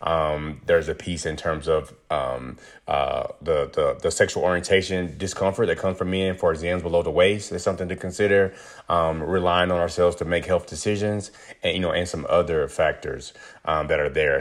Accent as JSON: {"language": "English", "region": "rural North Carolina", "country": "United States", "tie": "born or raised there", "said": "I'm originally from North Carolina, rural North Carolina, where, like, I grew up around chicken houses"}